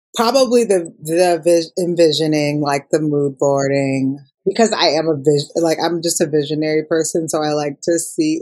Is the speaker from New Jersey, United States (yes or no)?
no; Minneapolis, Minnesota, United States; I'm from Minnesota. Uh, Minneapolis